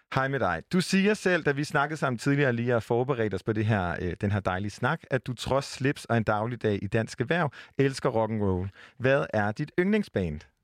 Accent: Jutland, Denmark; now in Copenhagen, Denmark; for en jyde som, som mig, som er bosat i København

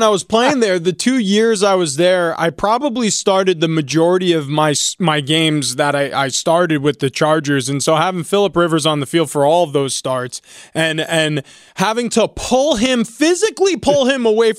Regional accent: New York, United States; I grew up in New York, and this feels just feels almost against a religion if I had any.

